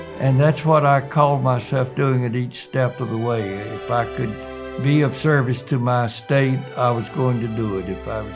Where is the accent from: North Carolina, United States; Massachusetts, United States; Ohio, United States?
North Carolina, United States; Rocky Mount; moved away as an adult; now in Fayetteville, United States; I'm from Rocky Mount, North Carolina, and went to the public schools there, graduating from Rocky Mount Senior High School